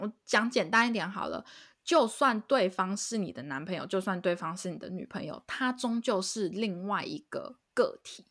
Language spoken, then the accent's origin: Chinese; Taiwan; now in United States; 我身为一个台 湾人来美国